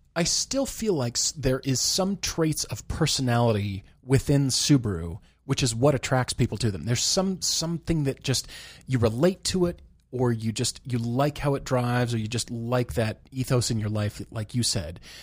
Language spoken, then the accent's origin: English; Colorado, United States; moved away; when I was growing up in Colorado.